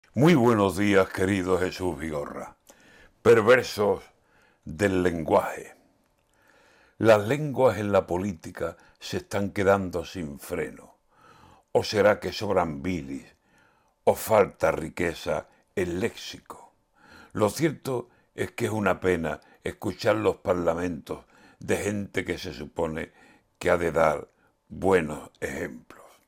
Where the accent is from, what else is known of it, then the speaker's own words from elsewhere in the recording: Spain; como español